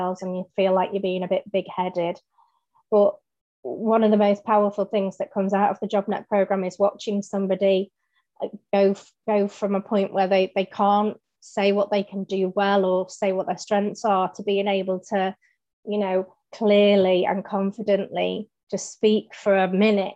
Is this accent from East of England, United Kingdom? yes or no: no; Manchester, North West England, United Kingdom; being a Mancunian